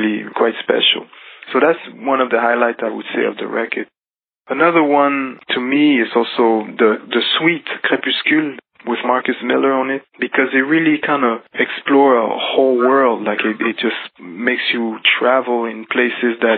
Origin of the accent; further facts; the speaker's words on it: Geneva, Switzerland; I grew up in Switzerland, in Geneva, and kind of outside of Geneva, a little bit on the countryside